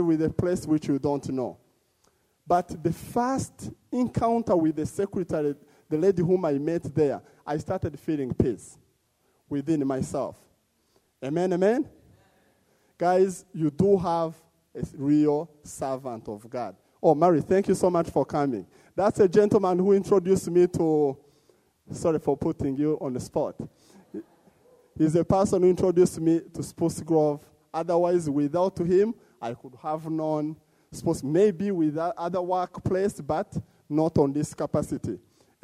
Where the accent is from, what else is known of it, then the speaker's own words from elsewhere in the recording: DR Congo; moved away as an adult; also born or lived in Uganda; now in Edmonton, Canada; I was born in Congo, one of the torn country